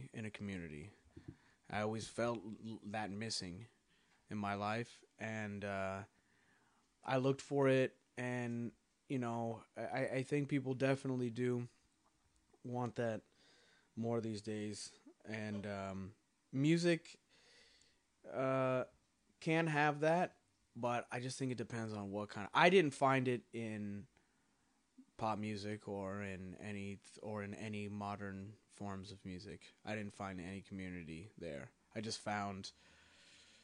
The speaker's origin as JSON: {"language": "English", "region": "California", "country": "United States", "said": "I'm from California"}